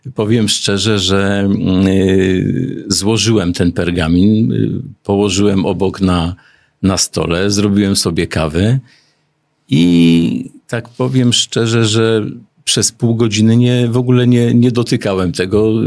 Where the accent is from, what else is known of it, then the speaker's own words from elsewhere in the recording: Głowno, Łódź Voivodeship, Poland; Jestem regionalistą z Głowna